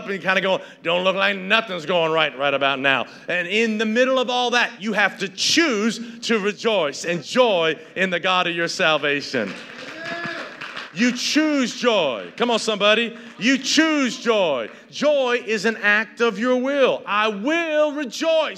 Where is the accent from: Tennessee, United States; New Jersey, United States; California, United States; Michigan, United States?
Tennessee, United States; Northeast; I grew up in Northeast Tennessee